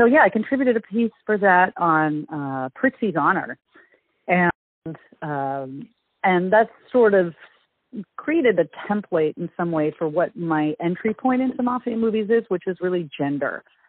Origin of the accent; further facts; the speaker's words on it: San Francisco Bay Area, California, United States; I grew up in the San Francisco Bay Area